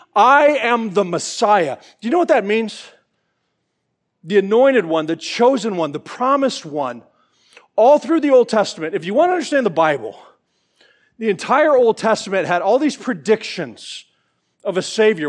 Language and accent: English; Georgia, United States; I'm from Georgia